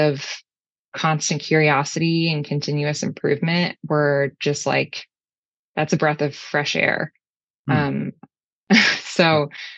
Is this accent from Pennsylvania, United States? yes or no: no; Houston, Texas, United States; moved away as an adult; also born or lived in Chicago / Scotland; I guess I've always been a Texan. I'm from Houston, but I spent a lot of time in Chicago in college